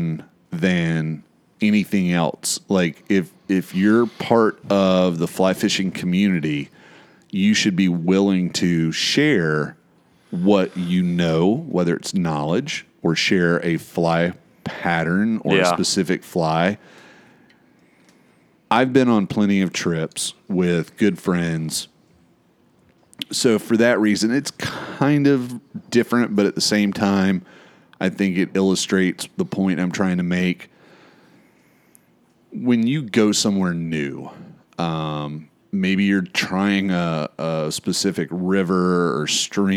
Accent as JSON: {"language": "English", "region": "Florida", "country": "United States", "said": "I'm from Florida."}